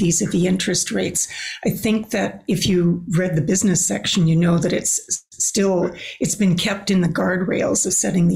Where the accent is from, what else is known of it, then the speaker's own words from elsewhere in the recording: Canada; as a Canadian